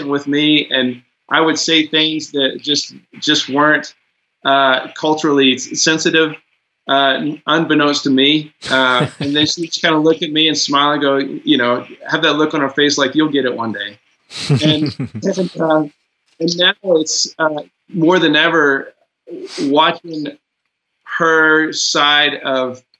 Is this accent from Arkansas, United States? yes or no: yes; Arkansas, United States; I grew up definitely in the South in Arkansas